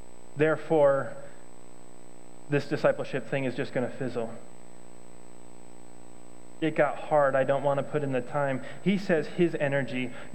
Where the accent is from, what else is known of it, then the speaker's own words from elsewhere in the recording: Thailand; well, I came from Thailand, so culturally we just see things differently